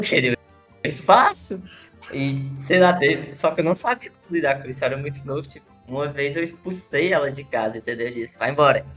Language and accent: Portuguese; interior of Ceará, Brazil; now in Fortaleza, Brazil; eu sou do interior do Ceará, e moro aqui em Fortaleza sozinho